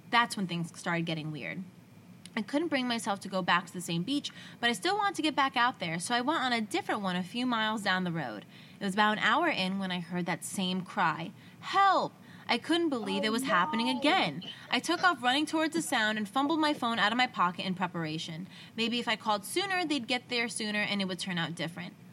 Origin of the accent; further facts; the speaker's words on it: United States; I grew up on Lake Michigan, and back when I was in school, we'd spend pretty much every night out on the beach or in the dunes.